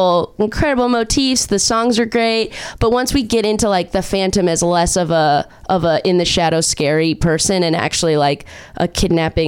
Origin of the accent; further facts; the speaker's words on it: Orange County, California, United States; also born or lived in Chicago; I'm from Orange County